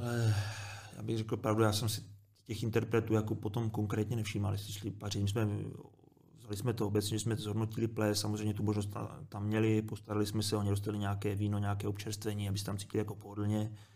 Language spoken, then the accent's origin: Czech; Moravia, Czechia; moved away; Já jsem kluk z Moravy